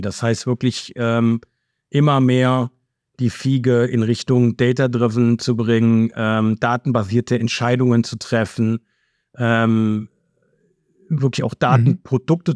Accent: Cologne, North Rhine-Westphalia, Germany; accent: Rhenish dialect; ich komme aus Köln. Ne, das kann ich allein schon, das hört man, glaube ich, äh, zumindest den rheinischen Dialekt. Den kann ich nicht verleugnen.

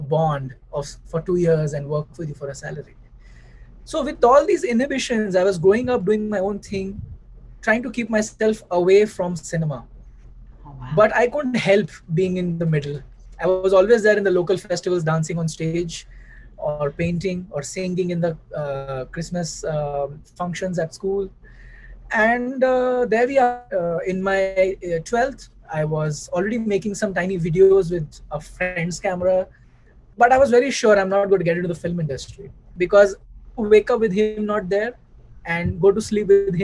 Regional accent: Mumbai, Maharashtra, India; I grew up in Bombay. I think my eyes open and I remember my early days in Bombay

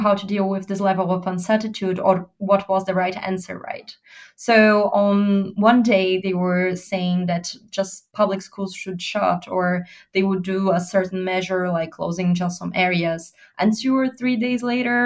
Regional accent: Brazil; I'm from Brazil.

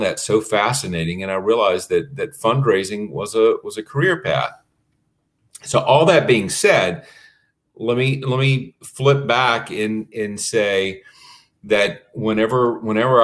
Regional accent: Florida, United States; In my hometown, during the winter, they grow tomatoes

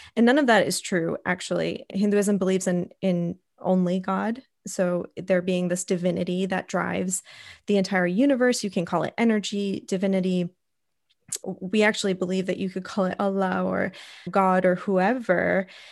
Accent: United States; growing up in America, not, I grew up in a primarily white community as well

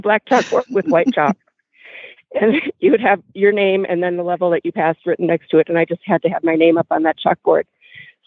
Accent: Minneapolis, Minnesota, United States; now in Littleton, United States; growing up in Southeast Minneapolis

